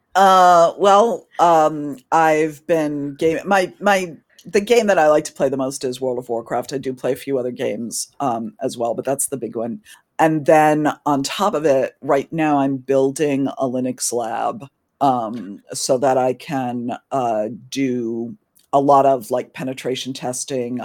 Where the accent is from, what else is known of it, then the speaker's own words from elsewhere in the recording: New England, United States; now in Washington, D.C., United States; I'm originally from New England in the U S, but I currently live in Washington, D C